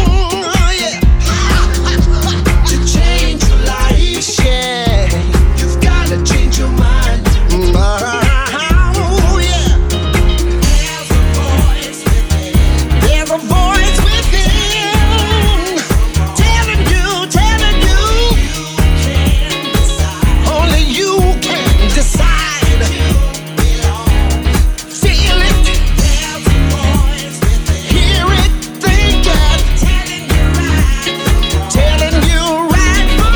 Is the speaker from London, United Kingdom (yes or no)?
yes; London, United Kingdom; my hometown, London